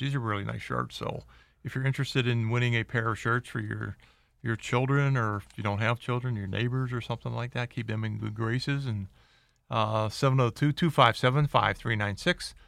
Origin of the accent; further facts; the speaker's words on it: Pittsburgh, Pennsylvania, United States; now in Las Vegas, United States; my hometown, Pittsburgh